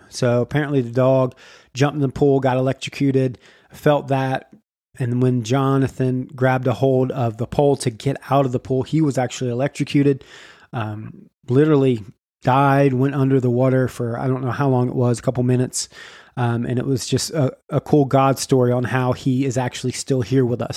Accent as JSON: {"language": "English", "town": "Jacksonville", "region": "Florida", "country": "United States", "said": "we are from Jacksonville, Florida, which is Duval County"}